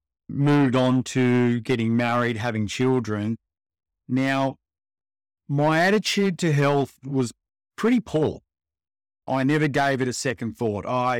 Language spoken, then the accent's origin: English; Melbourne, Victoria, Australia; also born or lived in Perth; now in Sydney, Australia; I grew up in Melbourne. I moved around a fair bit with kids, with dad's work. So I lived in Perth, back to Melbourne, moved to Sydney, and I've spent the predominantly majority of my time here in Sydney.